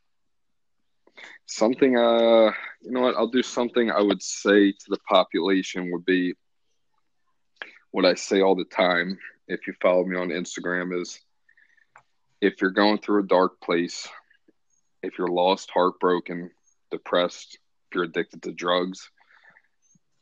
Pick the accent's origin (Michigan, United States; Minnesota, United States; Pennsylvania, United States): Pennsylvania, United States; Philadelphia; born or raised there